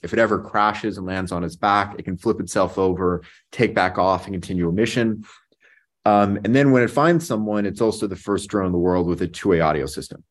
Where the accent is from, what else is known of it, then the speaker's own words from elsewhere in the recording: Las Vegas, Nevada, United States; I grew up in Vegas. It's actually where I'm calling in from today